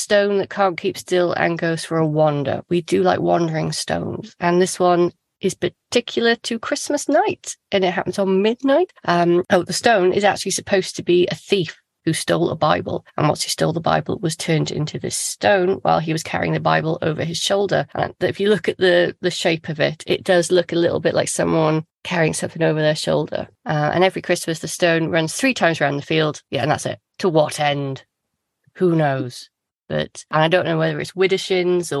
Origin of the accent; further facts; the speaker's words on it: Wales, United Kingdom; as a Welsh person